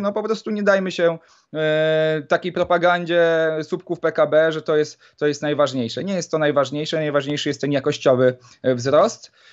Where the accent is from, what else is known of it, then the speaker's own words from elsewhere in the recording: Poland; pochodzę e, z nadmorskiego e, miasteczka